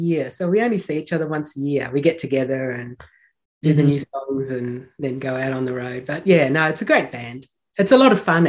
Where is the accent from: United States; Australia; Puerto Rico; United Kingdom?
Australia; Melbourne, Victoria; now in New Zealand; Just near Melbourne, yes. And so I lived there most of my life. And it's a very musical city, as you know.